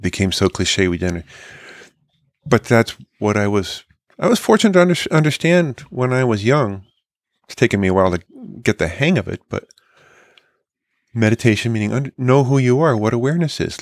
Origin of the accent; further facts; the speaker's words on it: California, United States; growing up in California in the sixties and seventies